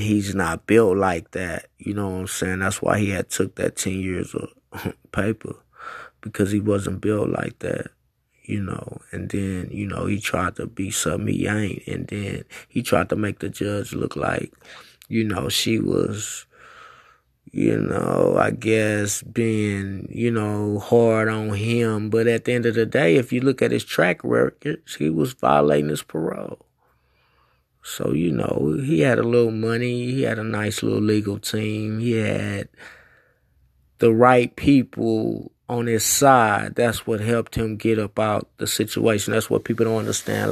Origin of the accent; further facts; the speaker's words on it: United States; 'cause I'm a American. So that's what I represent, America, 'cause I'm a black American.